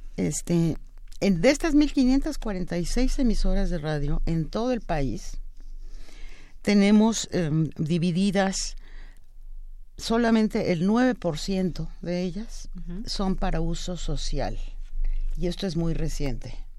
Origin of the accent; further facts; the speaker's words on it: Mexico; esta gran diversidad que somos los mexicanos